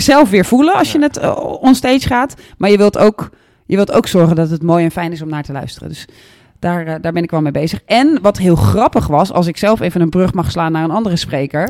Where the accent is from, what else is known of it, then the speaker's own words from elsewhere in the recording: Netherlands; also born or lived in Flanders; de slecht Engels sprekende Nederlander